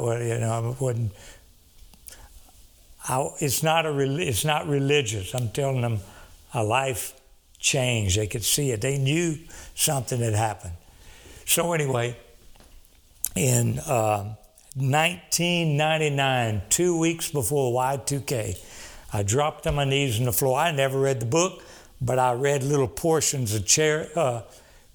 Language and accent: English; Cameron, Louisiana, United States; moved away; also born or lived in Dallas; I'm from South Louisiana, Cameron, Louisiana